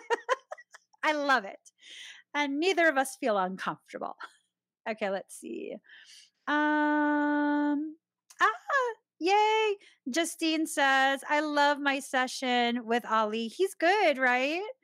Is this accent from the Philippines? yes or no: yes; Philippines; my own Filipino people.